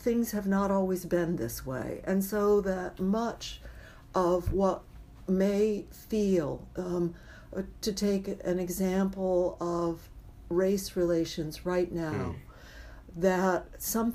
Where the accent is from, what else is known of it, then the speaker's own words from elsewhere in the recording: California, United States; being a Californian